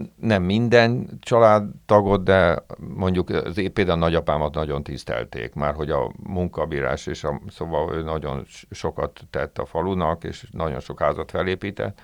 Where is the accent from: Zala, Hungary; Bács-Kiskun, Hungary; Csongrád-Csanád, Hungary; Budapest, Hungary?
Budapest, Hungary; also born or lived in Újhartyán; én nem ott születtem, hanem a szüleim költöztek föl Budapestre, ők első generációs ilyen pestiek